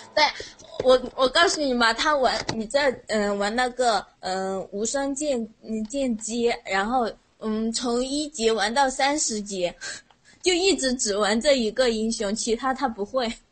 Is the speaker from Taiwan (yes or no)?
no; Sichuan, China; 我试四川的，因为我们在你那个平翘舌部分嘛，然后就是说普通话很别扭